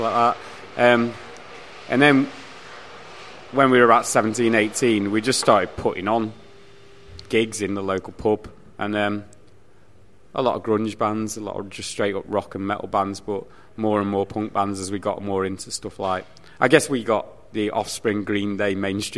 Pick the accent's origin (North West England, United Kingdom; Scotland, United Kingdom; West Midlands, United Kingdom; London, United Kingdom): West Midlands, United Kingdom; Stafford; also born or lived in Stoke-on-Trent; now in Manchester, United Kingdom; I used to go Stafford Rangers, see, because I'm from West Midlands originally.